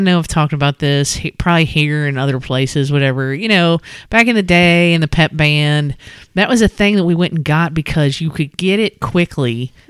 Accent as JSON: {"language": "English", "region": "Kentucky", "country": "United States", "said": "We're from Kentucky."}